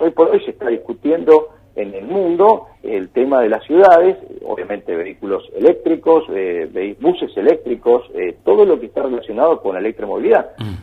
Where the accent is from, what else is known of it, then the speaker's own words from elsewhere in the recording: Argentina; la gran problemática que tenemos en, en Argentina